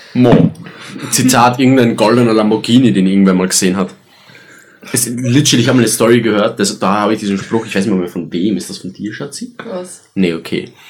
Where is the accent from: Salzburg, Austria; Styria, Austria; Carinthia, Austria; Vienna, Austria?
Styria, Austria; Graz; wir sind Österreicher